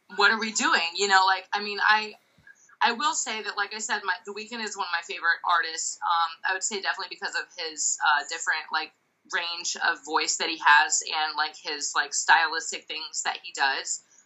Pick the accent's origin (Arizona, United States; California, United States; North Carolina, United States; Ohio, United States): Ohio, United States; Dayton; Dayton, you know, my hometown